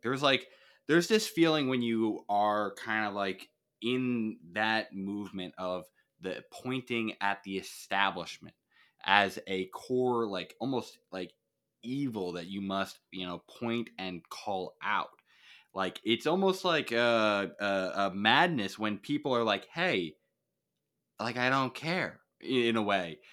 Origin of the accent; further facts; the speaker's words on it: Suffern, New York, United States; I'm from, uh, New York. I am from this place called Suffern